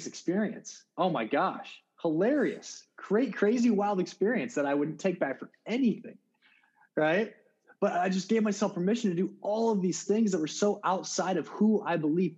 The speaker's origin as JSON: {"language": "English", "region": "South Dakota", "country": "United States", "said": "I'm a guy from South Dakota"}